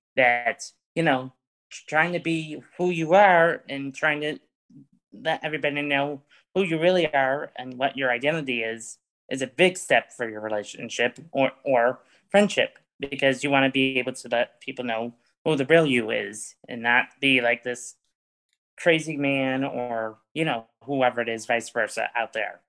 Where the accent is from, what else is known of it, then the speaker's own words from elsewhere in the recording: East Syracuse, New York, United States; now in Fayetteville, United States; my hometown's actually from East Syracuse, New York